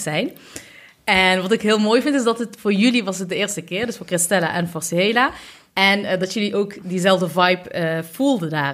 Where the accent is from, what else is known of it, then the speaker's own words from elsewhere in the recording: Eindhoven, North Brabant, Netherlands; also born or lived in Utrecht; ben ook geboren, net zoals Hela, in Eindhoven